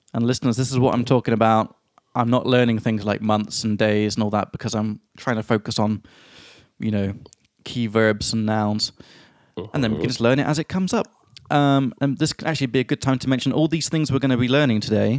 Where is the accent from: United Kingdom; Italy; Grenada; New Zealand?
United Kingdom; England; now in Prague, Czech Republic; from England